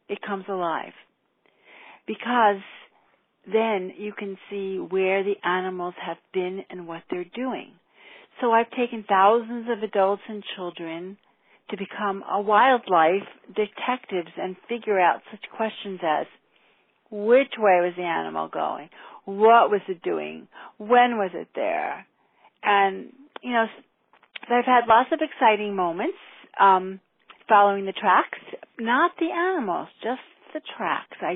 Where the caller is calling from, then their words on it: Waterbury, Vermont, United States; I'm calling from Waterbury on, let's see, Monday, a little after 1 o'clock.